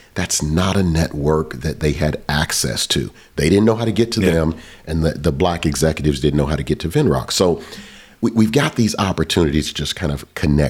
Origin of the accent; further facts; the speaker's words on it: Southern United States, United States; You know, I'm a kid from the South.